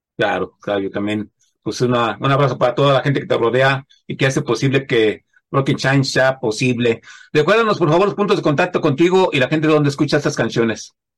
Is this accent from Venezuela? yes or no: no; central Mexico, Mexico; yo bueno, pues del centro de la República Mexicana